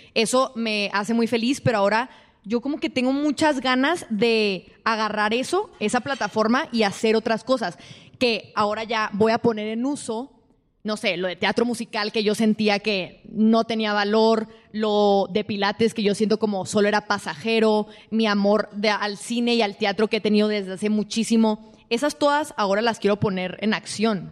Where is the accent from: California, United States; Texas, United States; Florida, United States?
Texas, United States; El Paso; moved away as an adult; also born or lived in Ciudad Juárez, Mexico / New York; me regreso al paso de donde soy